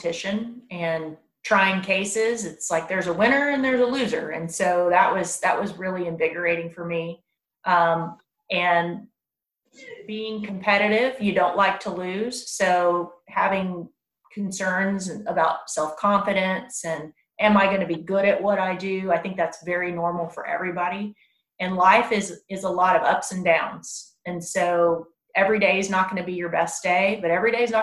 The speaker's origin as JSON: {"language": "English", "town": "Round Rock", "region": "Texas", "country": "United States", "tie": "born or raised there", "also_born_or_lived": "San Angelo, Texas / Lubbock, Texas", "said": "I grew up right here in Williamson County also. I went to Chisholm Trail Middle School and then Round Rock High School"}